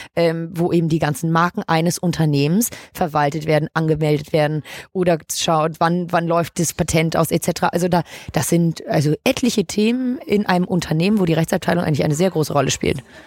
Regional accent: Hamburg, Germany; Ich bin 25, gebürtige Hamburgerin

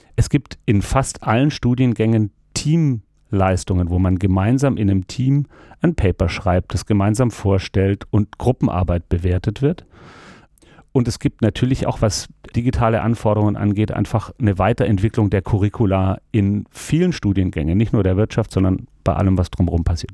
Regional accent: Stuttgart, Baden-Württemberg, Germany; moved away as an adult; also born or lived in Freiburg / Hamburg; ich bin in Stuttgart geboren und aufgewachsen

